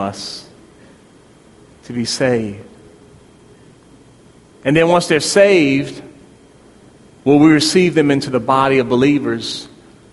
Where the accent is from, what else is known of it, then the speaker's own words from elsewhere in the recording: Prince George's County, Maryland, United States; moved away; also born or lived in Louisville; I grew up in Prince George's County, Maryland, near Andrews Air Force Base